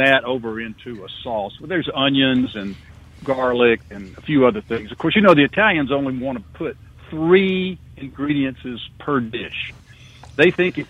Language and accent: English; Wiggins, Mississippi, United States; now in Jackson, United States; growing up in Stone County and my folks.